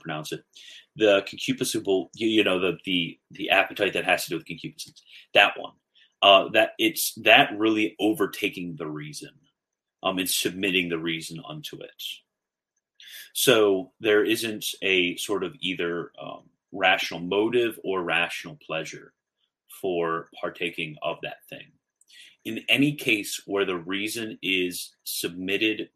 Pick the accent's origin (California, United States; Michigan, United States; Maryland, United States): Maryland, United States; moved away; I'm from Maryland, love Maryland